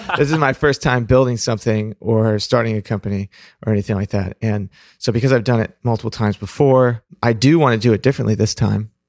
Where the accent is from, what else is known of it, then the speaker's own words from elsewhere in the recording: Pacific Northwest, United States; also born or lived in Fremont, California; I was born in Fremont, but when I was three, we moved up to the Pacific Northwest